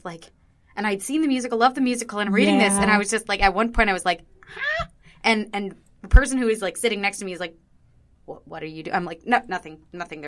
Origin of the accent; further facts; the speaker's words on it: United States; as an American